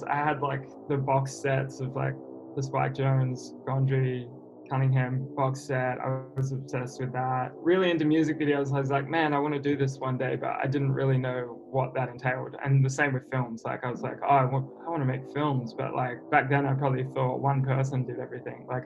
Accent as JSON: {"language": "English", "town": "Sydney", "region": "New South Wales", "country": "Australia", "said": "I'm kind of from all over. Like, I was born in Sydney and then uh, moved a bit further north. So it's easy to just say Sydney."}